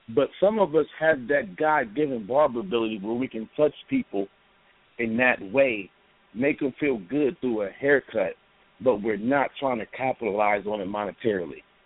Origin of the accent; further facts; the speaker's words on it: Columbus, Ohio, United States; I'm from Columbus, Ohio. I'm a barber.